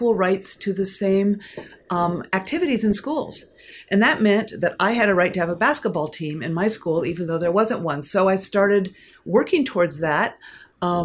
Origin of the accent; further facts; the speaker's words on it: Portland, Oregon, United States; I am from Portland, Oregon